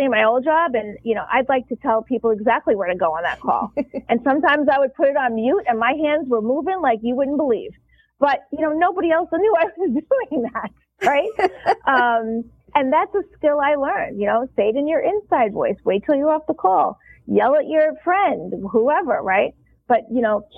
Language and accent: English; New York, United States; I am a New Yorker